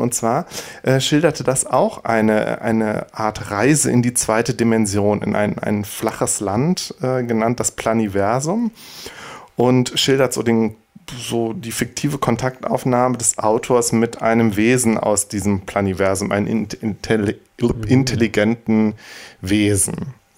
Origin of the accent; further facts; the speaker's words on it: Bergisch Gladbach, North Rhine-Westphalia, Germany; Bergisch Gladbach lief, meiner meine Heimatstadt